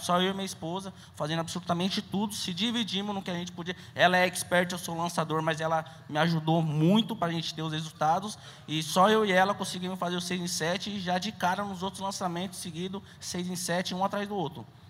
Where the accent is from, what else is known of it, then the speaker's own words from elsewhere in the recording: São Paulo, Brazil; Eu sou aqui de São Paulo mesmo